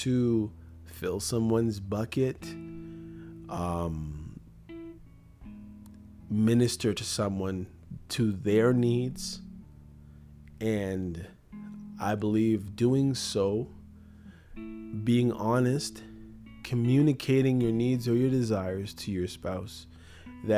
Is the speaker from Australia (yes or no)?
no; Canada; also born or lived in Jamaica; Before I'm a Canadian, I'm a Christian. Before I'm a Jamaican, I'm a Christian